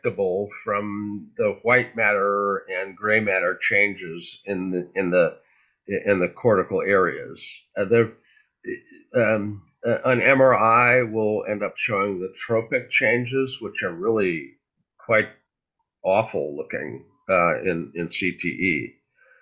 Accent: Fargo, North Dakota, United States; I grew up in Fargo

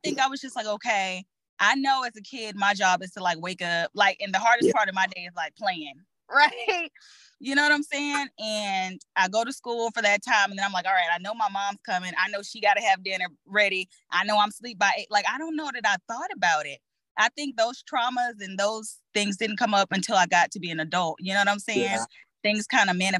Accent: Texas, United States; I'm from Texas

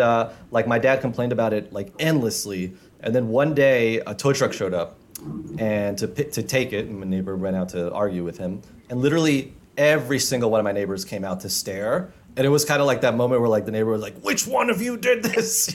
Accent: New York City, New York, United States; when I was growing up in Jamaica, Queens

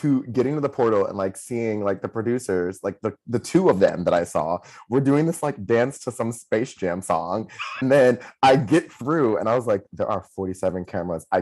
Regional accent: Syracuse, New York, United States; moved away as an adult; now in New York City, United States; I grew up in Syracuse, I went to college in Syracuse

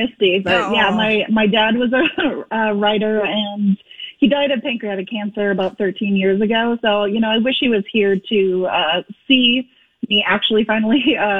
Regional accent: Fargo, North Dakota, United States; my hometown area of Fargo-Moorhead

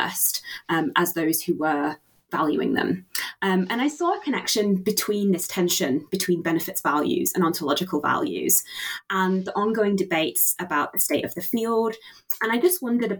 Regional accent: Yorkshire and the Humber, United Kingdom; when I was growing up in Yorkshire

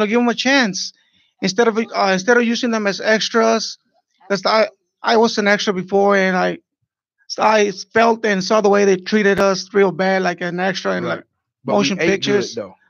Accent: Chicago, Illinois, United States; I'm from Chicago.

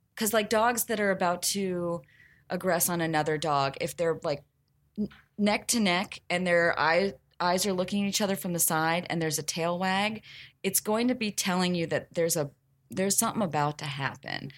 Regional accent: the South, United States; I'm from the South

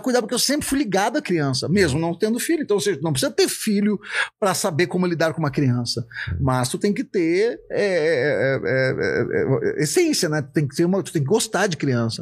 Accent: Novo Hamburgo, Rio Grande do Sul, Brazil; accent: gaúcho; also born or lived in Estância Velha; Eu moro numa cidade bem tranquila, que é Estância Velha, que é perto de Novo Hamburgo, onde eu nasci

